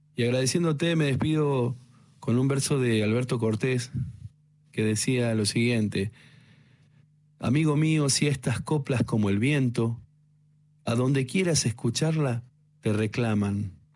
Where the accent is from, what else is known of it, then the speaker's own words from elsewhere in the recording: Río Colorado, Río Negro, Argentina; soy de Río Colorado, provincia de Río Negro, ahí donde empieza la Patagonia